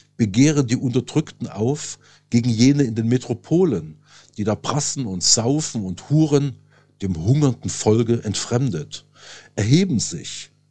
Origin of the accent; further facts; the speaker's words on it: Saxony, Germany; moved away as an adult; also born or lived in Lake Constance / Paris; now in Berlin, Germany; geboren 1970 in Sachsen